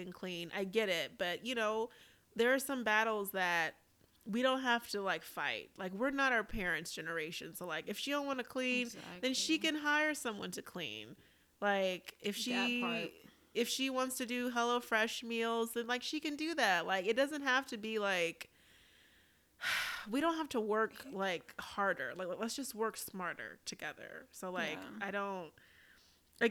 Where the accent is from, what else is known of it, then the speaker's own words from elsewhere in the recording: Deep South, United States; we're from the South. And so, like, I'm, you know, from the deep South